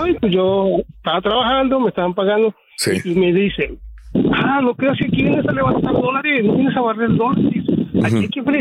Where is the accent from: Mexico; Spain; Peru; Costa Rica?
Mexico; moved away as an adult; now in United States; yo, crecí en México